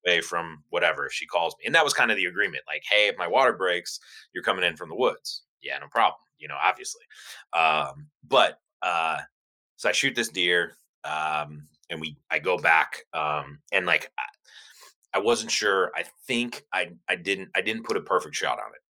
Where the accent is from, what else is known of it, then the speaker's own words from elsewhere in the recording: Cleveland, Ohio, United States; I was born and raised in Cleveland, Ohio, so I'm I'm definitely a cold person.